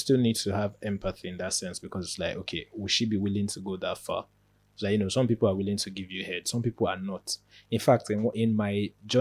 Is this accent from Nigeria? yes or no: yes; Nigeria; moved away; as a Nigerian